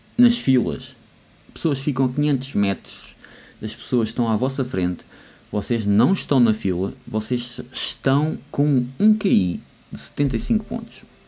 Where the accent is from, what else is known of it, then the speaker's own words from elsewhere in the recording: Lousã, Centro, Portugal; eu sou da Lausanne